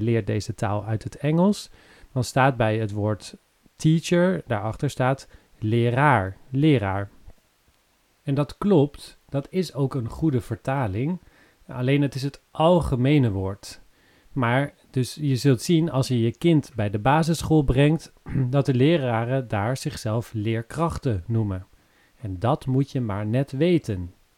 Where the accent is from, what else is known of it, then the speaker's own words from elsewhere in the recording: Netherlands; wij als Nederlanders